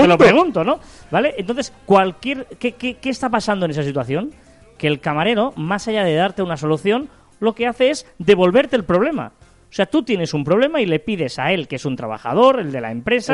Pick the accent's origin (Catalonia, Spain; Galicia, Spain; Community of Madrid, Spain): Catalonia, Spain; Barcelona; nosotros somos de Barcelona